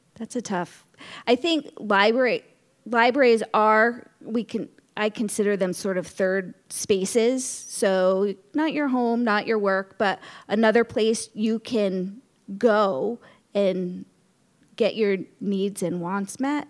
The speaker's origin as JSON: {"language": "English", "town": "Norwalk", "region": "Connecticut", "country": "United States", "tie": "born or raised there", "also_born_or_lived": "Rhode Island", "moved": "as an adult", "lives_now": "Westerly, United States", "said": "I grew up in Norwalk, Connecticut"}